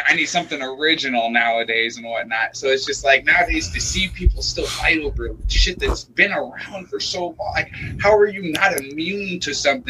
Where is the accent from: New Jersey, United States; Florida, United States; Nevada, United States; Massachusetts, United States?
Nevada, United States; Las Vegas; I'm from Las Vegas. I'm from the home of casinos.